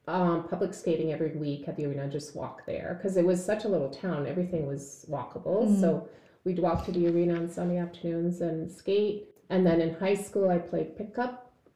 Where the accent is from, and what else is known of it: Azilda, Ontario, Canada; born or raised there